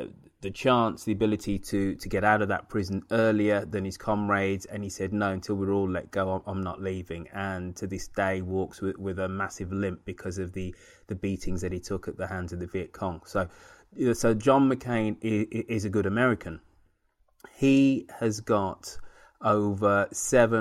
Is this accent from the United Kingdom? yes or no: yes; United Kingdom; now in San Francisco, United States; as a Brit, as a European, coming to this country